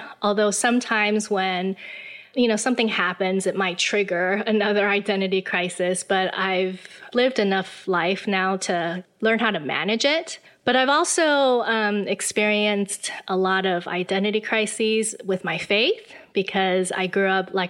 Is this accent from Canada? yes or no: no; Taiwan; also born or lived in Illinois; Well, I was born and raised in Taiwan. I spent most of my life here. But I did go to America for college.